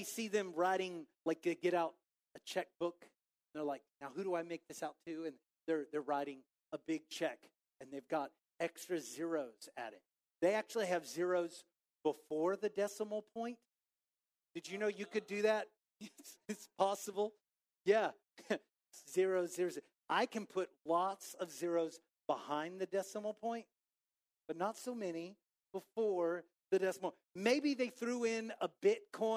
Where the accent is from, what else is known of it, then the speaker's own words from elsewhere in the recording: Waco, Texas, United States; moved away; also born or lived in Highland Park; growing up in Waco